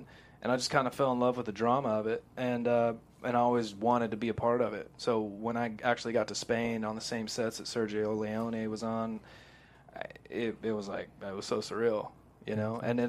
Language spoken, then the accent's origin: English; Texas, United States; And growing up in Texas, my family, they love John Wayne.